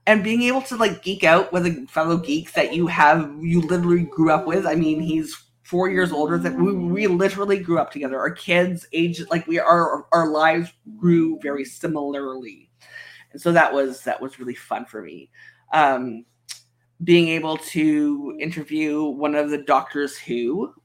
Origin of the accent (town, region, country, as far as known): Canada